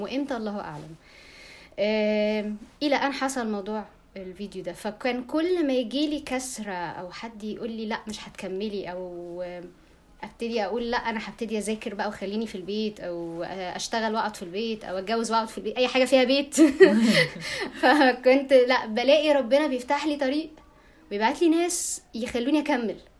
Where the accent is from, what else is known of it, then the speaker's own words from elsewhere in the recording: Egypt; عندنا في مصر